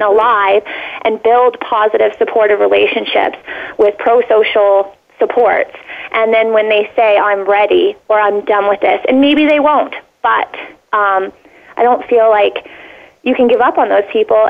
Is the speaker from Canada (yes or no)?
yes; Canada; as a Canadian